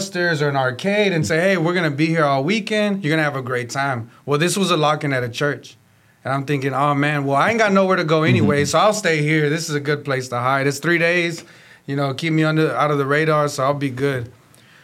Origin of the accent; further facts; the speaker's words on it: Houston, Texas, United States; I'm from Houston, Texas